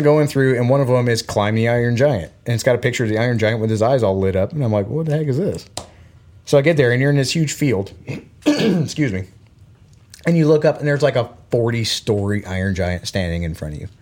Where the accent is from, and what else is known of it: Florida, United States; born or raised there; moved away; also born or lived in Belgium